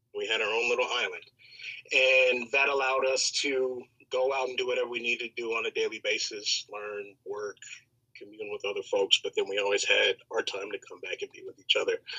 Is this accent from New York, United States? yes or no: no; Chicago, Illinois, United States; Born and raised on the south side of Chicago